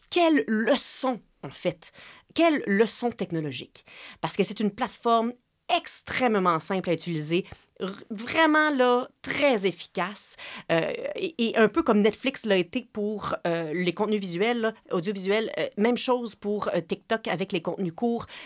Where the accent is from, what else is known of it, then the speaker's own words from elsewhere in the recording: Quebec, Canada; si on a grandi au Québec et que notre mère euh, vient d'ici, on reconnaît les petites expressions, les petites habitudes